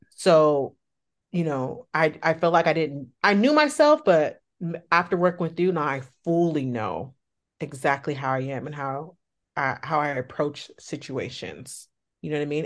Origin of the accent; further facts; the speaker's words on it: the Bay Area, California, United States; I'm from California, the Bay Area to be exact